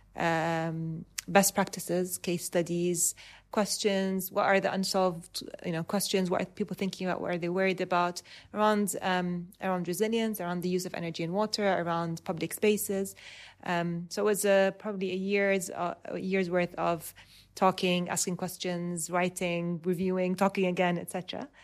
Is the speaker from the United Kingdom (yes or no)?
no; Dubai, United Arab Emirates; I was, um, born and raised in Dubai